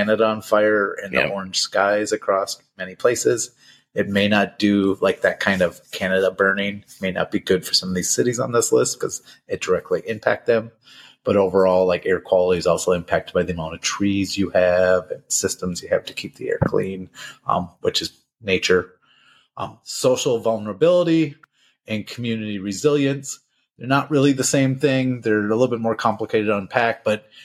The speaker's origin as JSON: {"language": "English", "region": "Minnesota", "country": "United States", "tie": "born or raised there", "said": "The biggest city near enough, my hometown"}